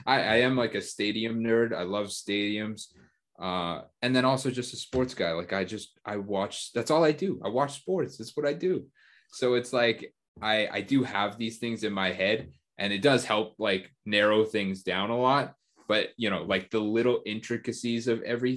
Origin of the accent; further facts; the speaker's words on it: Canada; in Canada growing up, I watched the Canadian national team, but my family's Portuguese